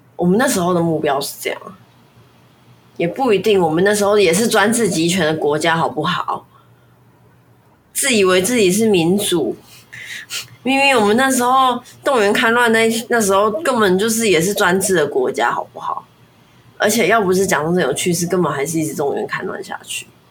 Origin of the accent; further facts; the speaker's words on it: Taiwan; 我还是觉得我是中国人这样子的意思。我不会觉得我，我不会觉得我是台湾人，所以不是中国人